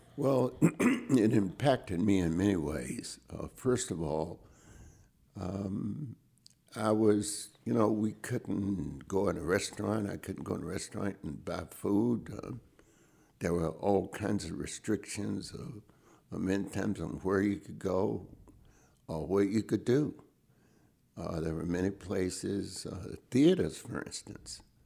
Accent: High Point, North Carolina, United States; I grew up in High Point, North Carolina, where I still live today.

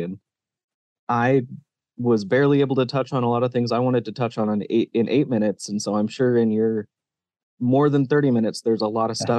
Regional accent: Sandpoint, Idaho, United States; I'm not from Kellogg or Wallace. I'm not from the Silver Valley, but I am from North Idaho. I'm from Sandpoint.

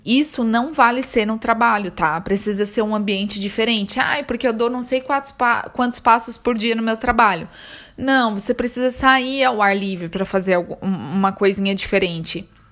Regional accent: Brazil; moved away; eu saí do Brasil

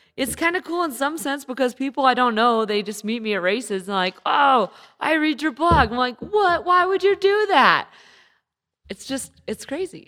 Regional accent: Santa Rosa, California, United States; born or raised there; moved away

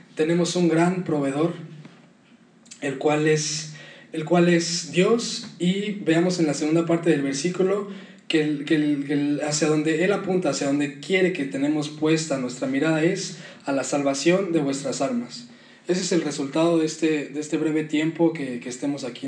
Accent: Mexico; nuestro contexto en México

